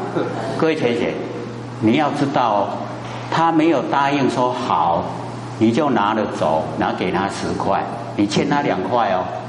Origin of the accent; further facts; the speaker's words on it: Taiwan; 我们台湾话